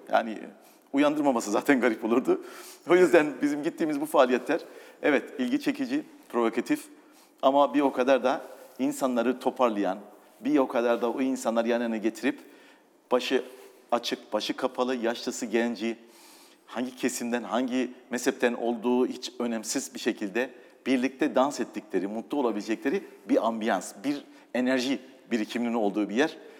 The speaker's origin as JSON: {"language": "Turkish", "town": "Doğubayazıt", "region": "Ağrı Province", "country": "Turkey", "tie": "born or raised there", "also_born_or_lived": "Istanbul / England / Italy", "moved": "yes", "said": "Doğu Beyazıt'ta doğdum."}